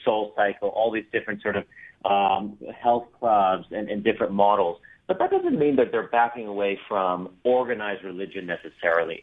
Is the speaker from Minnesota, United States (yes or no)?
yes; Minnesota, United States; I grew up in Minnesota